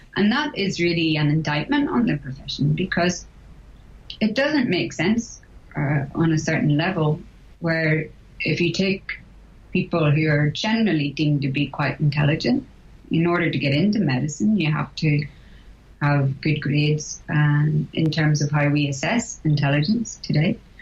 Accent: Northern Ireland, United Kingdom; moved away as an adult; I was born and brought up in Northern Ireland

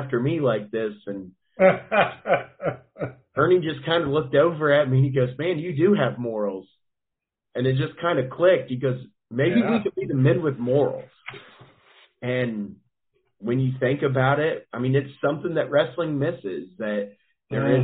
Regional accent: Wapena, Kansas, United States; also born or lived in St. Joseph, Missouri; I'm from Wapena, Kansas. It's small town, real small town.

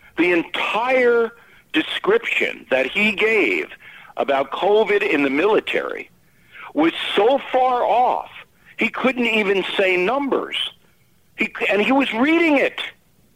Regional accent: United States; as an American

